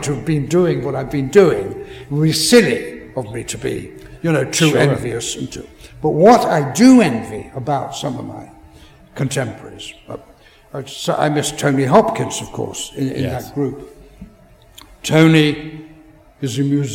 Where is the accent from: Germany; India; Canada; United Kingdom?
United Kingdom; England; as an Englishman